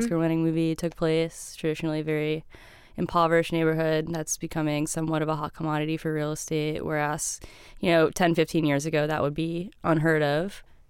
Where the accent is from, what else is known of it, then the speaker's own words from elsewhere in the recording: Central Florida, United States; also born or lived in Miami, Florida; I'm from the middle part, just the Disney outskirts.